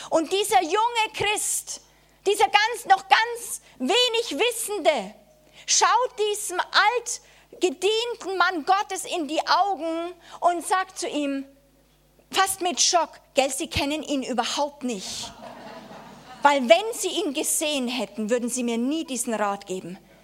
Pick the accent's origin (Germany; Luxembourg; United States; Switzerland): Germany; als Deutsche